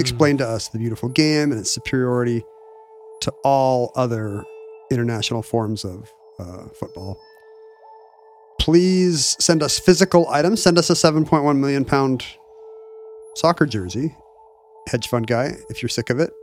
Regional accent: United States; as an American sports fan

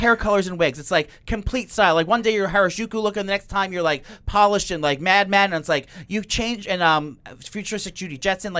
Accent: New York, United States; We're from New York.

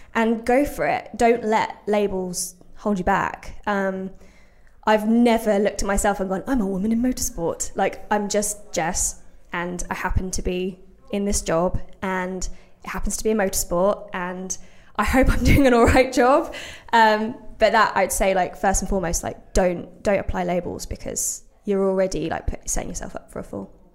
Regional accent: Brixworth, East Midlands, United Kingdom; I grew up in Brixworth as well, which is just north of Northampton

